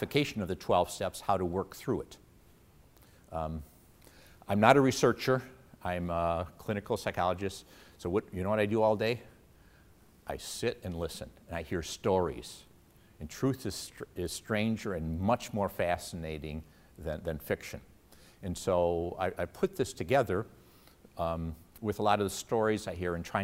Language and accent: English; Detroit, Michigan, United States; my roots are here. I'm an East Sider. I grew up in the Detroit area